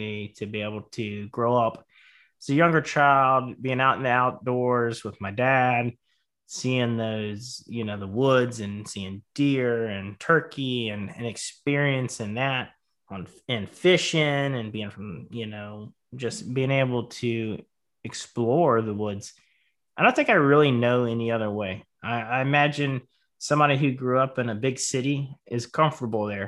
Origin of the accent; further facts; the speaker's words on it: Charleston, South Carolina, United States; I grew up in Charleston, South Carolina. I was by the coast